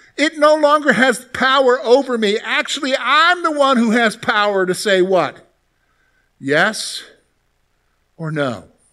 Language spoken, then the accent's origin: English; Columbia, South Carolina, United States; growing up in the South, you hear a lot about salvation because it's very much a Christian culture down there